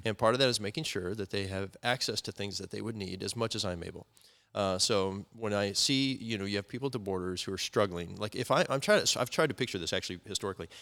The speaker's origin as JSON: {"language": "English", "country": "United States", "said": "I love being American"}